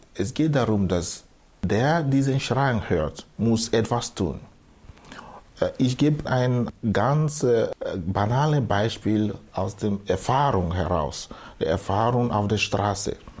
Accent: Southeast Nigeria, Nigeria; German is a second language; moved away as an adult; now in Austria; Also ich bin geboren in Südostnigeria, der ehemalige Biafra, Biafra-Gebiet. Dort bin ich aufgewachsen am Land

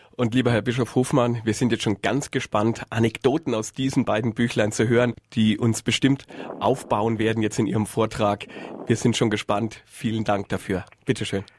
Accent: Würzburg, Bavaria, Germany; Ich bin ja waschechter Würzburger

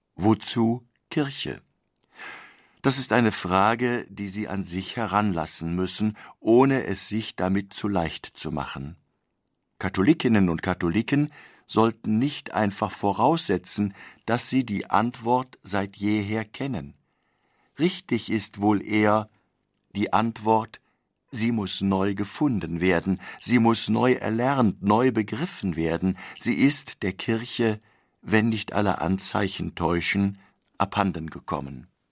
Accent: Germany; wir als Deutsche leben

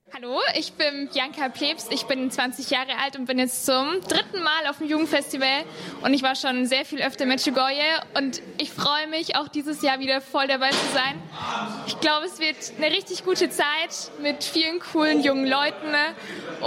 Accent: Wuppertal, North Rhine-Westphalia, Germany; moved away as an adult; now in Eichstätt, Germany; Ich komme ursprünglich ursprünglich aus Wuppertal, aber studiere in Eichstätt Religionspädagogik.

